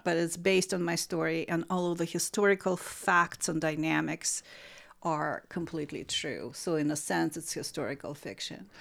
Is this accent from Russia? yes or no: yes; Saint Petersburg, Russia; moved away as an adult; now in United States; I am from Saint Petersburg, Russia